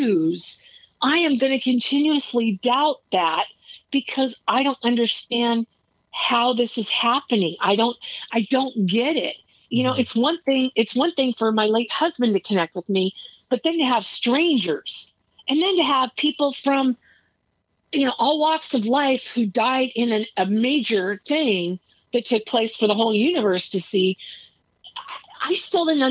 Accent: Arizona, United States; I'm a stranger from Arizona

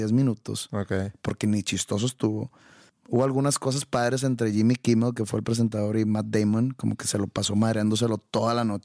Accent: Mexico; Porque soy mexicano

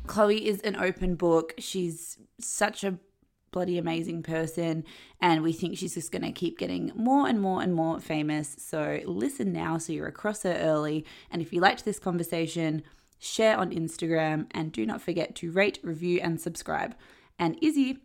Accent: Perth, Western Australia, Australia; moved away as an adult; also born or lived in Sydney; I'm from I'm from Perth. I'm in Perth at the moment, but I was in Sydney for like the last ten years

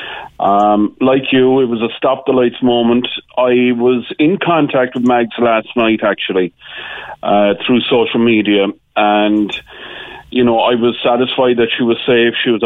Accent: Ireland; we as Irish, we have been immigrants

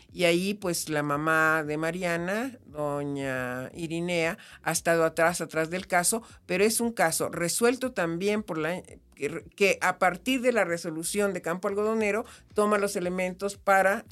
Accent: Comitán, Chiapas, Mexico; yo soy chiapaneca, nací en Comitán

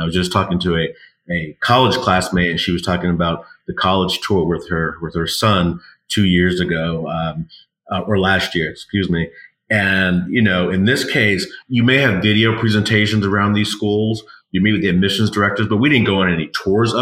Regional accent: New York, United States; now in Los Angeles, United States; I'm a New Yorker, born and raised in Harlem principally.

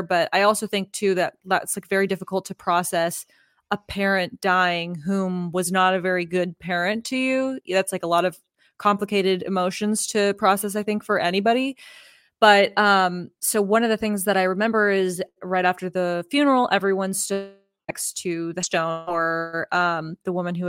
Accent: Oklahoma, United States; also born or lived in Texas; I'm from Oklahoma and Texas, but Oklahoma has a really interesting background with all of the Native American tribes that were there.

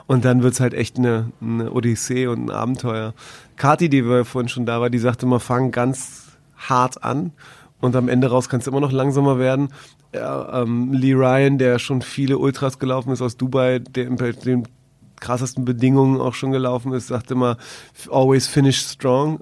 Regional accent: Berlin, Germany; als Berliner

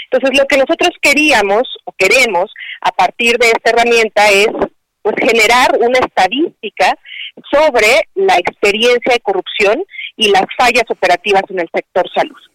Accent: Mexico; somos los únicos mexicanos que estamos

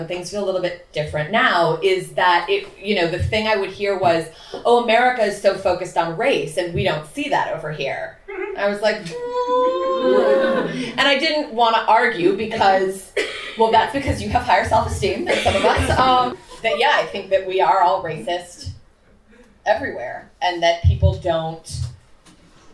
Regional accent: Chicago, Illinois, United States; moved away as an adult; also born or lived in New York; I'm born and raised in Chicago, but lived in New York

